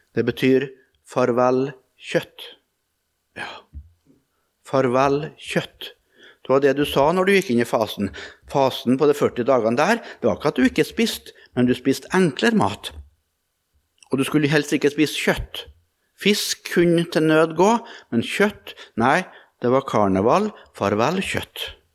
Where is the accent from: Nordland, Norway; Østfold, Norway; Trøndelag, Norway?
Trøndelag, Norway; Melhus; hjemme i Trøndelag og i Melhus og på Rødde, der jeg vokste opp